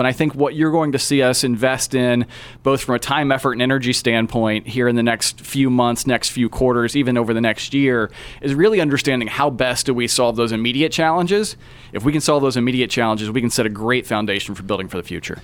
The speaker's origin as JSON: {"language": "English", "area": "Tipton County", "region": "Indiana", "country": "United States", "tie": "born or raised there", "said": "I grew up in Indiana. I'm an Indiana native, grew up in the cornfields of Tipton County"}